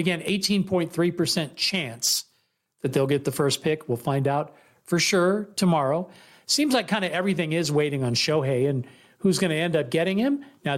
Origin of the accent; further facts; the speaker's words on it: Bay Area, California, United States; now in Las Vegas, United States; I'm originally from the Bay Area, but I live in Las Vegas now